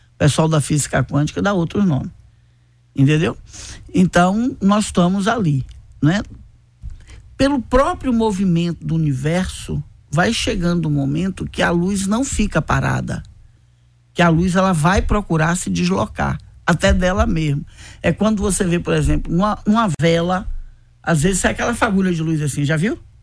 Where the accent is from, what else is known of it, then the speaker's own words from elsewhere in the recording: Bahia, Brazil; eu sou da Bahia